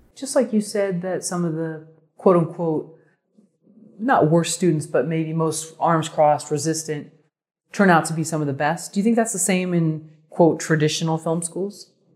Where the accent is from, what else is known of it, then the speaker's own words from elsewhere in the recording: Bay Area, California, United States; now in Los Angeles, United States; I'm also from the Bay Area